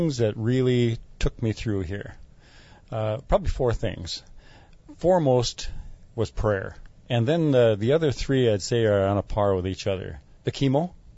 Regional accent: Rosemount, Minnesota, United States; I'm from Rosemount area, and I'm 71 years old.

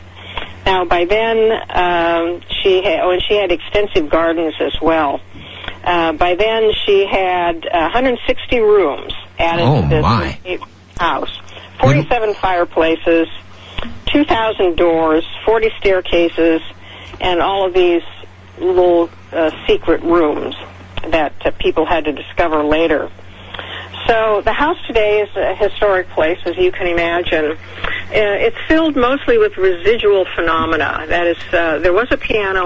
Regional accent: Seattle, Washington, United States; born or raised there

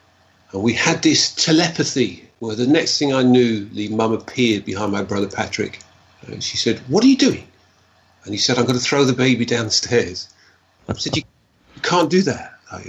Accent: North Rhine-Westphalia, Germany; born there; They got married, and I was born in Germany

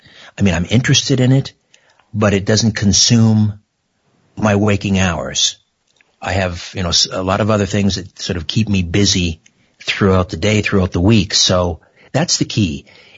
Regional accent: Brantford, Ontario, Canada; We're going to go to my hometown, Brantford, Ontario, on the beautiful Grand River.

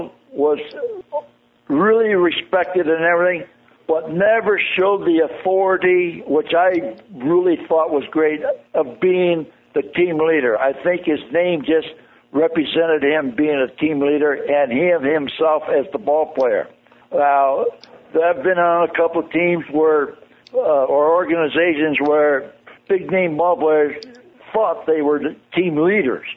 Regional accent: California, United States; I'm from California, born and raised.

